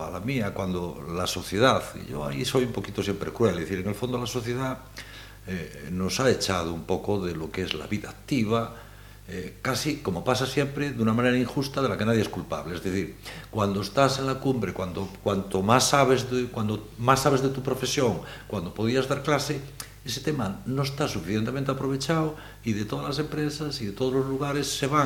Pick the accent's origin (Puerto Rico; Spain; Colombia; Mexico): Spain; Galicia; como somos siempre los gallegos, en ese sentido buscamos la parte